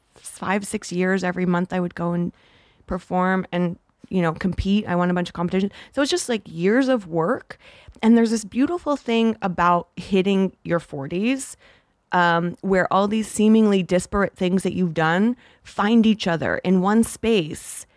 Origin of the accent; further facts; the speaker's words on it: Toronto, Ontario, Canada; moved away; also born or lived in Los Angeles; being Canadian, it's, I didn't grow up here